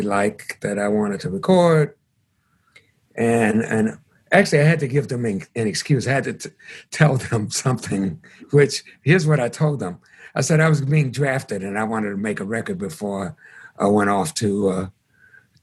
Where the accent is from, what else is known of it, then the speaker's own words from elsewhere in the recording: Chicago, Illinois, United States; moved away as an adult; also born or lived in New York; took me from Chicago, my hometown, to New York with his band